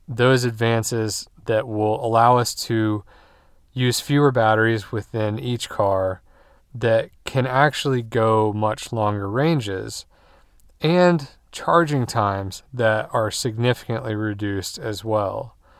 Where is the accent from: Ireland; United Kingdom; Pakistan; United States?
United States; we as American drivers